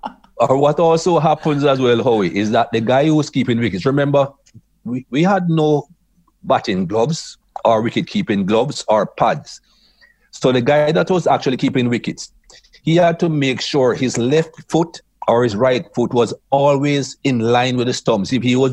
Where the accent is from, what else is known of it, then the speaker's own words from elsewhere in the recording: Jamaica; But as a young man growing up in Jamaica, it was happy-go-lucky. It was fun. It was frolic.